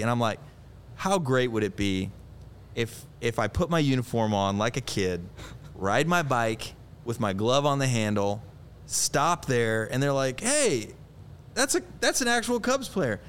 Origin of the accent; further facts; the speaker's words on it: Eureka, Illinois, United States; I grew up in Illinois, right? So I just have this Midwest kid in me